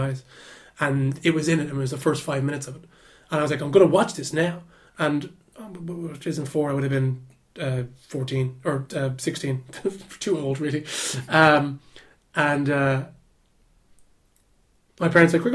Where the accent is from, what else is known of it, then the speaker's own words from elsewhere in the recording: Dublin, Leinster, Ireland; I live out in Walkinstown, my family home is out in Walkinstown